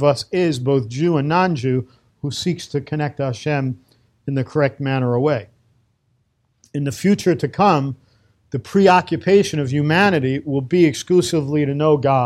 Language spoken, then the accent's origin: English; New York City, New York, United States; moved away as an adult; now in Safed, Israel; I'm a kid from Brooklyn, from the streets